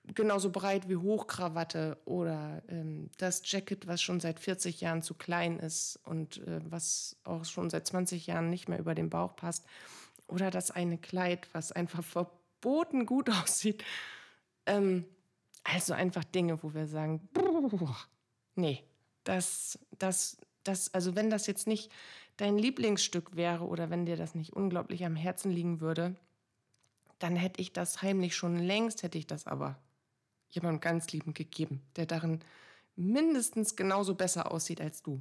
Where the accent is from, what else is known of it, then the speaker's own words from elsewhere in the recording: Bremen, Germany; bei uns in Bremen